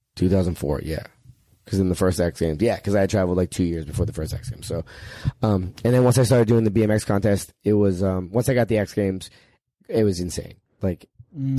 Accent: Northeast Ohio, United States; I grew up in Northeast Ohio

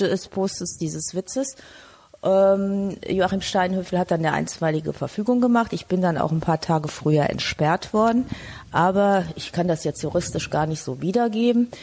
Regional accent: Frankfurt, Hesse, Germany; now in Cologne, Germany; Ich bin Frankfurterin, gebürtige

